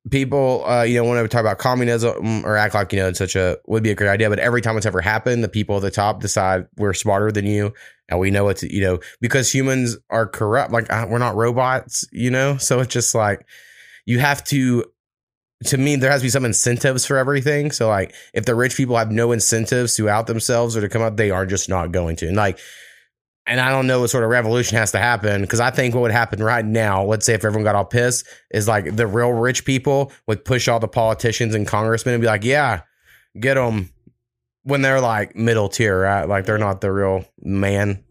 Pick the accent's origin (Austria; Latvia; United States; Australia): United States; Nebraska; moved away; when I was growing up in Nebraska